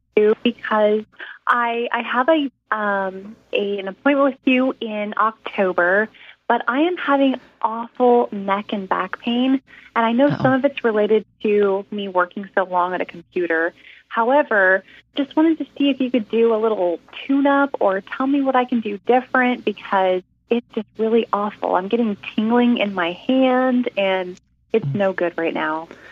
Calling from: Long Beach, California, United States; am calling from Long Beach, California.

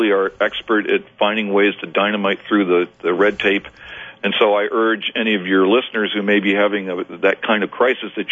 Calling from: Bakersfield, California, United States; I'm, I'm I'm calling you from Bakersfield, California.

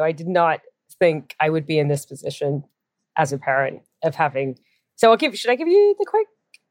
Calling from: San Francisco, California, United States; I'm calling from San Francisco.

